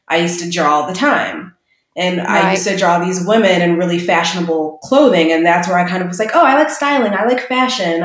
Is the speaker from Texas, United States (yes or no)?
no; Waukegan, Illinois, United States; also born or lived in Chicago; I actually grew up in a suburb outside of Chicago called Waukegan, Illinois